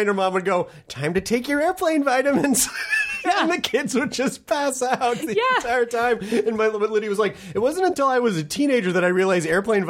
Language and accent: English; Memphis, Tennessee, United States; like a lot of people that I grew up in Memphis with?